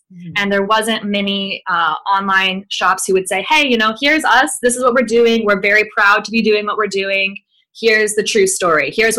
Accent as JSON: {"language": "English", "region": "the Bible Belt South", "country": "United States", "tie": "born or raised there", "said": "I grew up in the Bible Belt South, you know, born and raised Southern by the grace of God."}